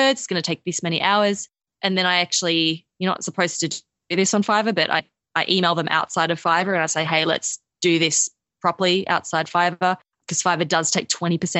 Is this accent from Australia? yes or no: yes; Australia; accent: Australian; I'm Australian.